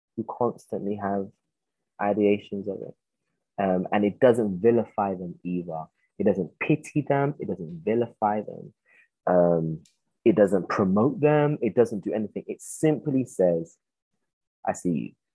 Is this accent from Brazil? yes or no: no; United Kingdom; I'm a British Ghanaian, but I acknowledge that side of me that has been brought up here